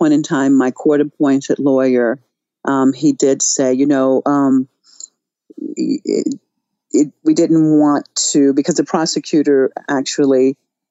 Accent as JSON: {"language": "English", "country": "United States", "moved": "as an adult", "lives_now": "Iran", "said": "As an American, as a journalist, and then choosing to live in Iran"}